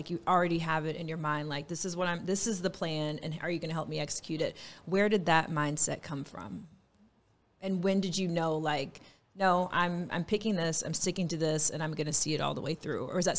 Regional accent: Texas, United States; Yes, I'm from Texas.

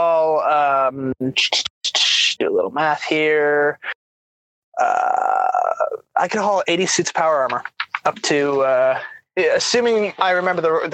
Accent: Canada; now in North Carolina, United States; I am a Canadian. I'm very proud to be Canadian.

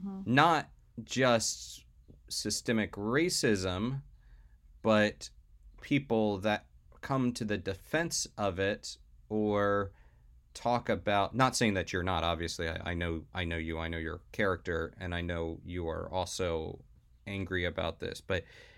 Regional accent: the South, United States; as we've mentioned before on this podcast, I was raised in the South. And I witnessed a lot of Confederate flags flying.

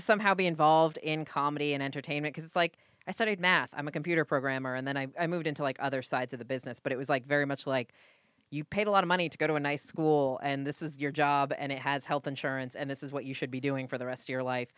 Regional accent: New England, United States; moved away as an adult; also born or lived in Budapest, Hungary / Los Angeles; I am Puritan from New England

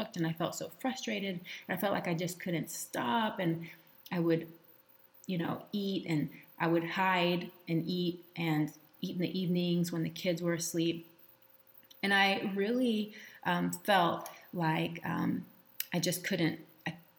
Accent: Texas, United States; I was raised in Texas with my mom and my first stepdad

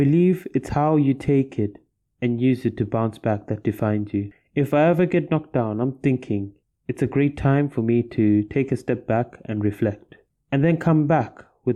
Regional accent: Zimbabwe; moved away as an adult; returned home to my home country in Zimbabwe

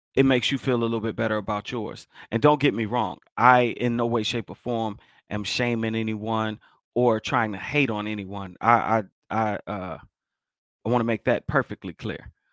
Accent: Chicago, Illinois, United States; I'm from Chicago

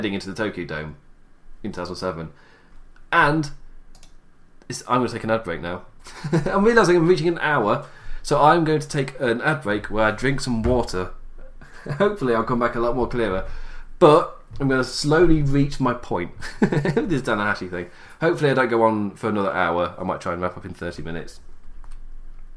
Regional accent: England, United Kingdom; I'm English

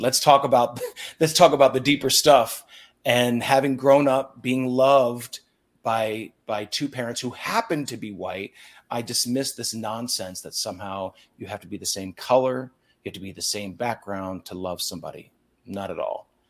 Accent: Lancaster County, Pennsylvania, United States; I grew up in Lancaster County, Pennsylvania

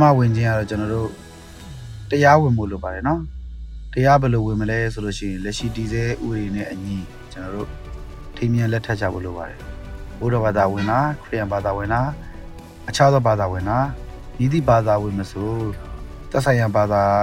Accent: Myanmar

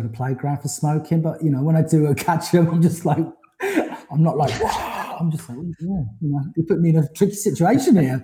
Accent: Forest of Dean, South West England, United Kingdom; moved away; also born or lived in London; I had a wonderful time growing up in Forest of Dean

